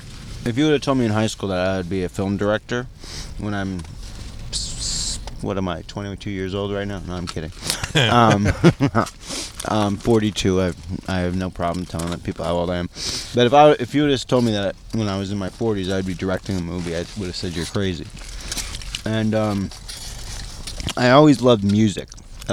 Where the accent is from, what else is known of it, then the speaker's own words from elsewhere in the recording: Hazleton, Pennsylvania, United States; moved away; also born or lived in Syracuse, New York; I'm from Hazleton.